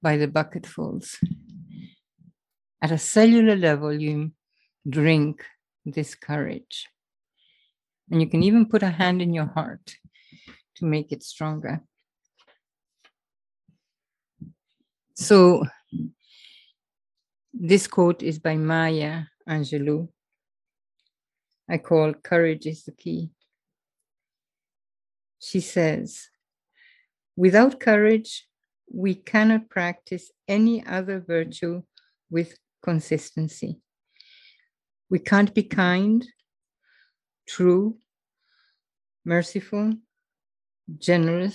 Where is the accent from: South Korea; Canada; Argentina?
Argentina; moved away; I was raised in Argentina and I went to an English boarding school